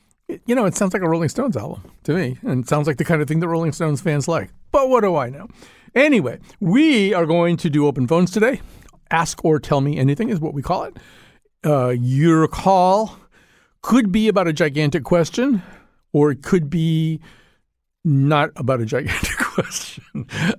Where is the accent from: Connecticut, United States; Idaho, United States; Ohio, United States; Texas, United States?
Connecticut, United States; West Hartford; I don't want to necessarily lean all the way into this statement that I'm from West Hartford.